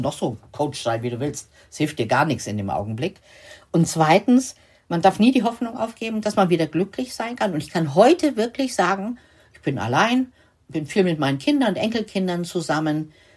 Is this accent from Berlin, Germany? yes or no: no; Lower Saxony, Germany; ich komme ja aus Niedersachsen